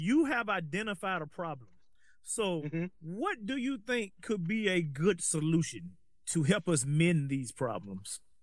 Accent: Alabama, United States; moved away as an adult; now in Los Angeles, United States; I'm from Alabama

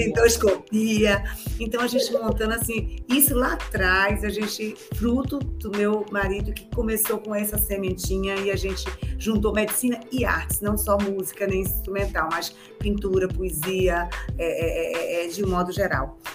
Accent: Bahia, Brazil; esse estado onde eu me criei e onde eu consegui tudo, ter meus filhos, minha vida, minha família, meus amigos.

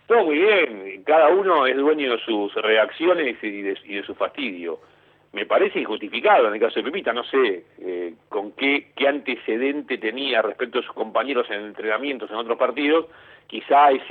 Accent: Caballito, Buenos Aires, Argentina; Yo nací en Caballito.

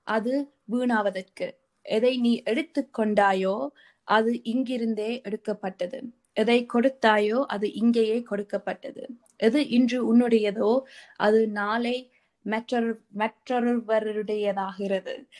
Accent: Sri Lanka; moved away

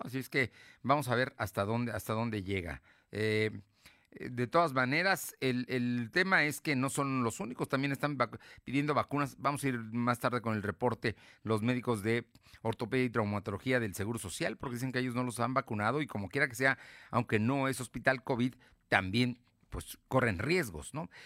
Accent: Puebla, Mexico; somos también vecinos de Puebla

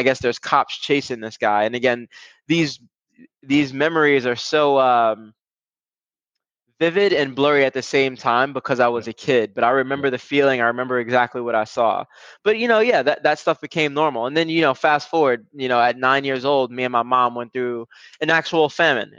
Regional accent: New York City, New York, United States; I grew up in Brooklyn, New York, for the most part.

